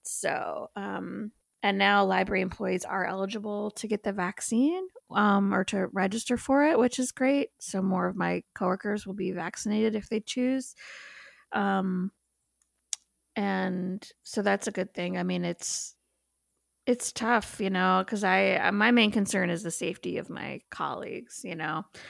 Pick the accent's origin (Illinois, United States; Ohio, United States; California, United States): Illinois, United States; Mundelein; moved away; I'm from Mundelein, Illinois